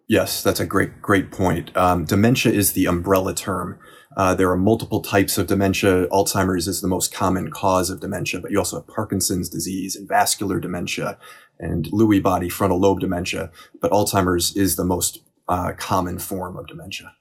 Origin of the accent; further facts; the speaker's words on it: Cleveland, Ohio, United States; my hometown of Cleveland